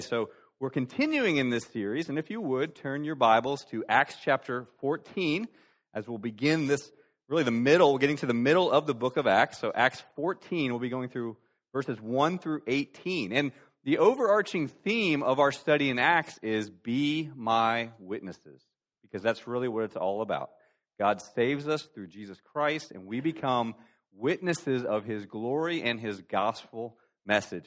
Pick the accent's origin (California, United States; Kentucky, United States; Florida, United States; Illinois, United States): Florida, United States; moved away as an adult; also born or lived in Greenville area, South Carolina; now in Greenville, United States; I'm from Florida